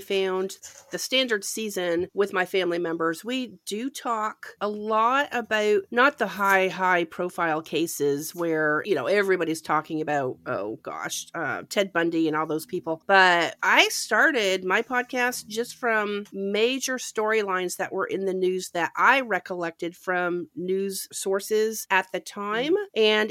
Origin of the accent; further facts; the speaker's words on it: Ontario, Canada; I grew up in Canada, and we used to go to Lake Huron, which was my beach